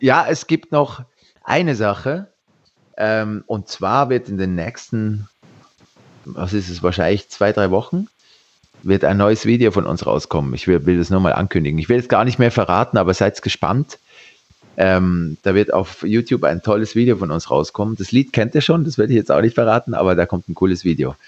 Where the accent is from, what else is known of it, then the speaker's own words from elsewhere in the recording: Switzerland; ich bin Schweizer